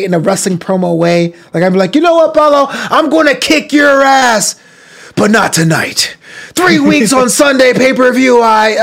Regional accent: United States; I am an American. My parents are immigrants. They came from the Caribbean

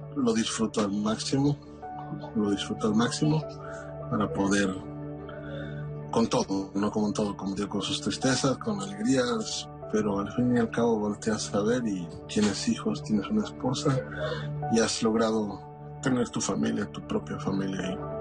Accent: Mexico; now in New York, United States; mi esposa y yo somos una familia mexicana, radicamos en la ciudad de Nueva York

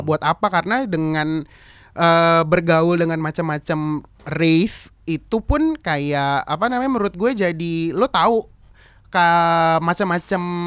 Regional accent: Jakarta, Indonesia; gue lahir di Jakarta gue digedein mm-hmm. juga dengan budaya Indonesia

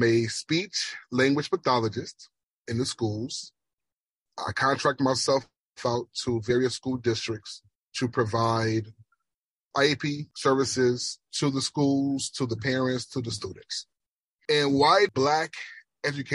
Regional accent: Jamaica; accent: Jamaican; that's the Jamaican accent

